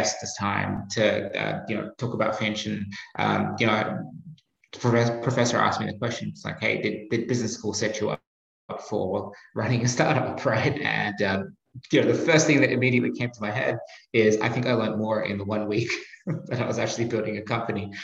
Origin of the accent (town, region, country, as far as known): Australia; accent: Australian; moved away as an adult; also born or lived in Asia / Boston; now in United States